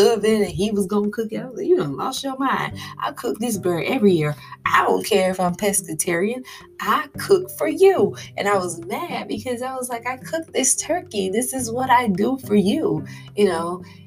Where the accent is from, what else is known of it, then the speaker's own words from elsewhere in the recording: Florida, United States; I'm a girl from Florida